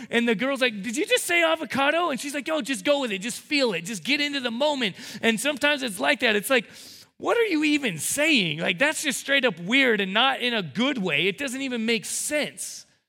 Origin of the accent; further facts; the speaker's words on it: United States; as American two thousand seventeen evangelical Christians